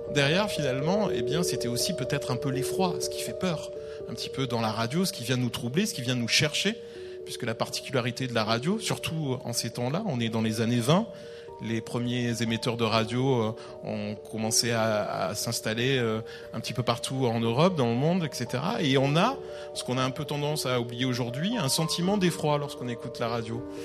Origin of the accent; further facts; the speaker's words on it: France; chez nous en France